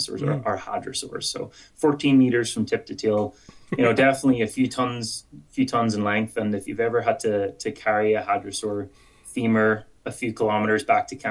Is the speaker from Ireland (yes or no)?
yes; Ireland; accent: Irish; moved away as an adult; now in Edmonton, Canada; with my Irish accent